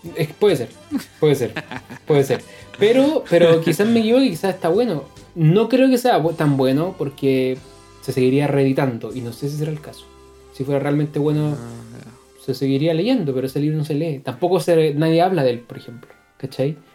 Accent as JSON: {"language": "Spanish", "town": "San Antonio", "region": "Valparaíso", "country": "Chile", "said": "Yo soy de San Antonio"}